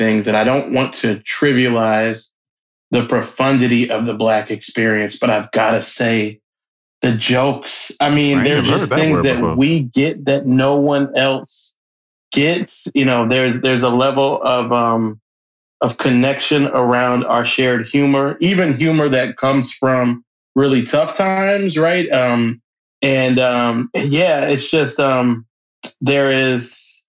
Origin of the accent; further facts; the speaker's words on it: Nashville, Tennessee, United States; also born or lived in Xenia, Ohio; So I grew up in Nashville, Tennessee, but then moved to a little town called Xenia, Ohio, close to Yellow Springs, where Dave Chappelle grew up.